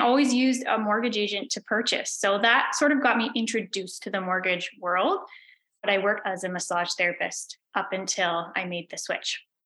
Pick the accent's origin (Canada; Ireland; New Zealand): Canada; Belleville, Ontario; now in Prince Edward County, Canada; I grew up in Belleville in Ontario. I now live in Prince Edward County